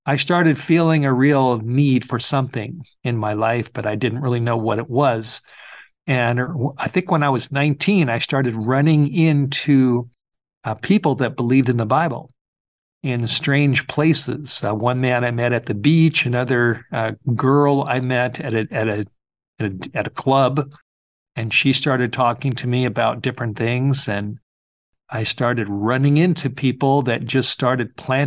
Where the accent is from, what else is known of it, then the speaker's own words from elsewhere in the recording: Los Angeles, California, United States; I grew up in the Hollywood Hills of Southern California, right over the hill from the famous Hollywood sign